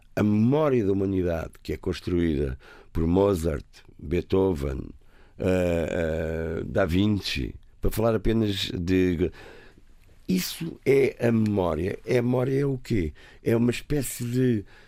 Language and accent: Portuguese; Lisbon, Portugal; also born or lived in Algarve; sou um rapaz da cidade, nasci em Campo de Orique